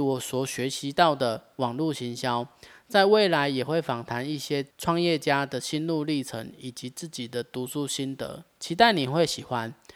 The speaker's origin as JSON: {"language": "Chinese", "region": "Taichung", "country": "Taiwan", "said": "我来自台中水南，从事咖啡经营呢，已经好几年的时间，算一算应该有五年了吧"}